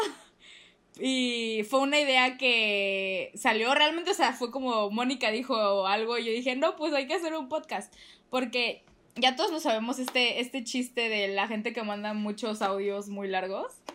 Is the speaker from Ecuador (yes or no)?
no; Mexico; somos mexicanas